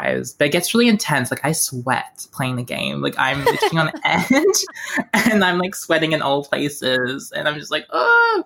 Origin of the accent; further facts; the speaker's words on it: Melbourne, Victoria, Australia; growing up in Melbourne